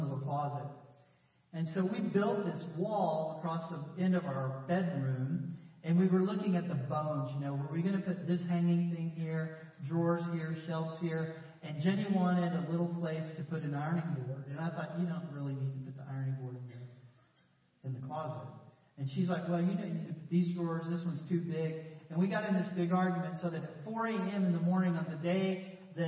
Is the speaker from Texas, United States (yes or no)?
yes; Texas, United States; I grew up in Texas, you know, here in Central